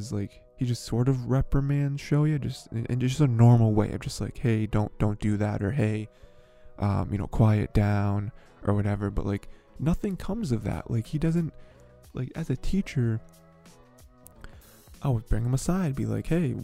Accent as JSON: {"language": "English", "country": "United States", "said": "I'm an American"}